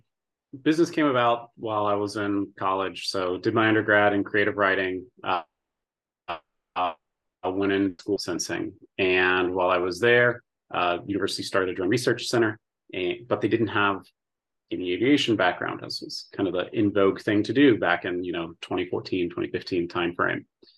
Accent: Indiana, United States; from Indiana, born and raised in Indiana and Midwest. Dad was with FedEx when I was a kid, so we did a lot of moving around the Midwest, but majority of Indiana.

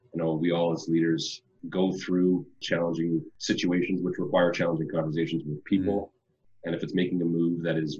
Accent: Winnipeg, Manitoba, Canada; moved away as an adult; now in British Columbia, Canada; born and raised in Winnipeg, moved out to BC to move into a role around 2001

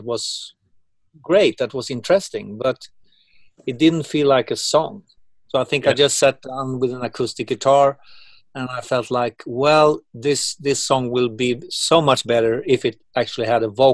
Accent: Uppsala, Uppsala County, Sweden; my hometown in Uppsala

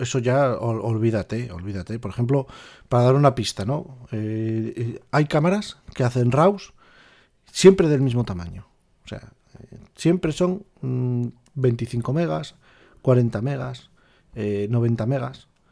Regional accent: northern Spain, Spain; nací aquí en el norte

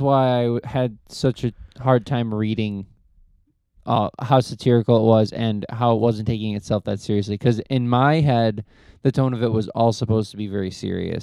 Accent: United States; as an American

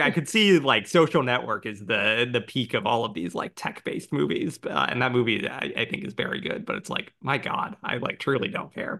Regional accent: United States; also born or lived in Brooklyn; I'm American

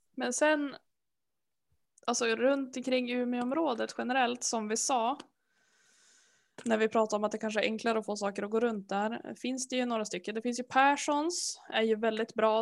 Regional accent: Härnösand, Västernorrland County, Sweden; jag är uppvuxen i Härnösand

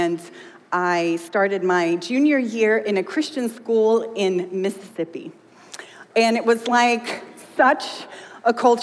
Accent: Sweden; now in United States; I grew up in Sweden

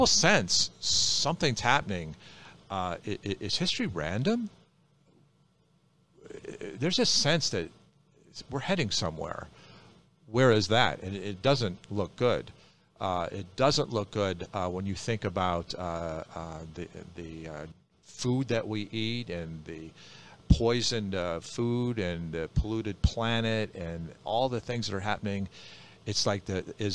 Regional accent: Midwest, United States; I'm from the Midwest

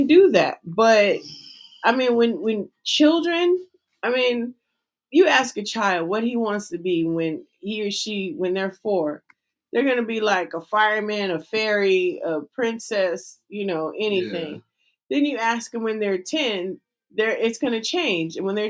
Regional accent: California, United States; I'm from Cali

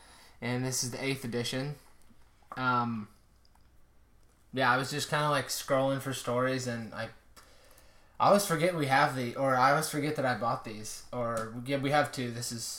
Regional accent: Indiana, United States; growing up in Indiana

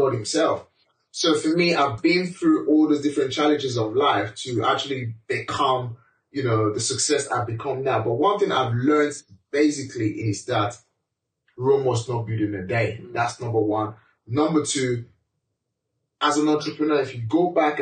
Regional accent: Nigeria; moved away as an adult; now in United Kingdom; as a black man, as a Nigerian, you know, as an immigrant

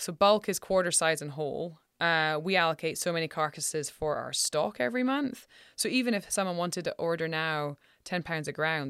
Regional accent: Scotland, United Kingdom; Like I remember, I'm from Scotland and I'm 44.

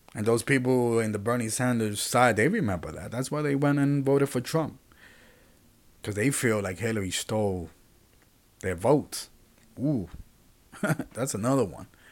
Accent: Puerto Rico; I'm from Puerto Rico.

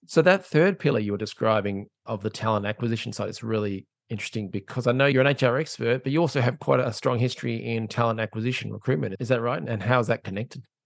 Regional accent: Australia; I'm an Aussie

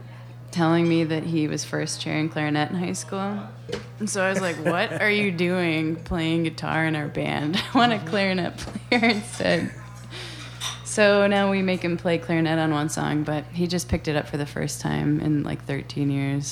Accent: Mount Horeb, Wisconsin, United States; also born or lived in Las Vegas / Pennsylvania / Norway / Verona; I'm from, for the most part, I'm from Mount Horeb. Before that, I kind of moved around a lot because my dad was in the military.

